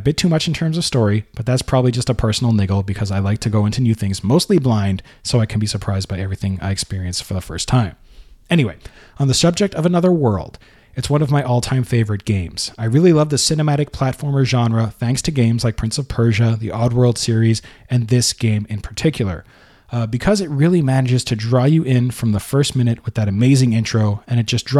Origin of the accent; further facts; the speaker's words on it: Norway; English is a second language; when people like myself are trying to express themselves in English. I'm from Norway.